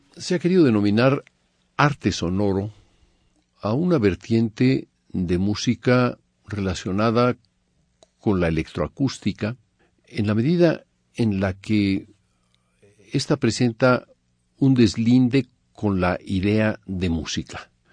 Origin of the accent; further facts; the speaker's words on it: Mexico; moved away as an adult; also born or lived in Paris / Germany; Nací en México en 1943, hijo de exiliados españoles que vinieron al perder la República Española. Estudié en México con Carlos del Castillo al piano a los 10 años